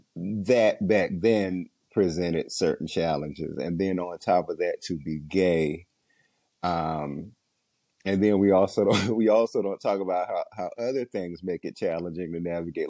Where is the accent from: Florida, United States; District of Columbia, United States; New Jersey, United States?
District of Columbia, United States; Washington; I grew up in Southeast DC